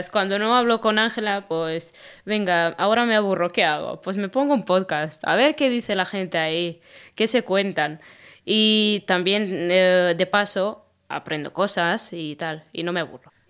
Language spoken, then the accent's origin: Spanish; Constanța, Constanța County, Romania; now in Spain; Yo soy eh … vengo de Constanza. El Danubio pasa por eh, mi pueblo, cerca